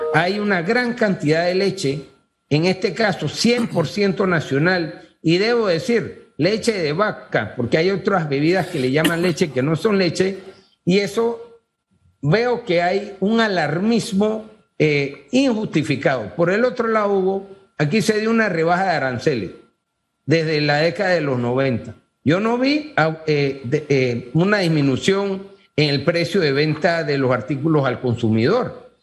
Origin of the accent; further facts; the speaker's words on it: Panama; como panameños aquí